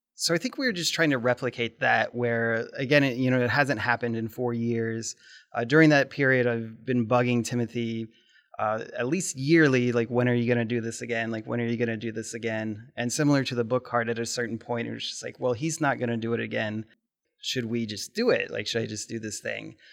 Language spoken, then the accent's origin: English; Lincoln, Nebraska, United States; now in Omaha, United States; grew up in Omaha, or excuse me, in Nebraska, but I've only lived in Omaha for like the last 15 years. And I think growing up in Lincoln